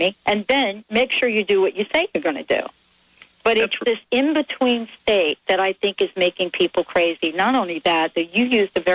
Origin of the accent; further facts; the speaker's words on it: New York, United States; I'm from New York.